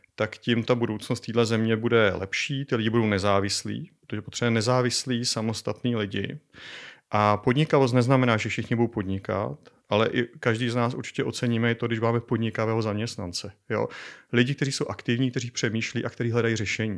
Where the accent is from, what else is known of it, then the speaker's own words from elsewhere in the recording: Czechia; also born or lived in Colorado, United States; jako správný Čech